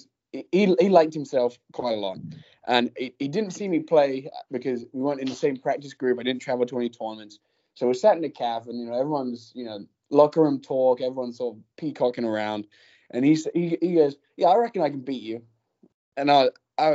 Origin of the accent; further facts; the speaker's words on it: England, United Kingdom; moved away; I'm from England, across the pond.